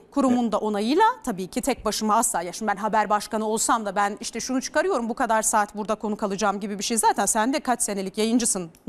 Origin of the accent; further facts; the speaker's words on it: Bursa, Turkey; Ee, ben çok e, ben Bursalıyım. Bursa'da yetiştim. Ee, böyle oraların terbiyesiyle yetişmiş bir insanım. 35 yaşındayım.